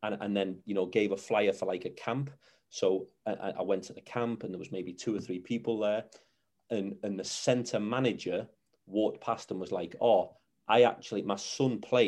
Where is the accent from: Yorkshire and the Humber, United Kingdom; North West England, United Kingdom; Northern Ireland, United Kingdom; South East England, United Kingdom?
North West England, United Kingdom; Runcorn; I'm from Runcorn originally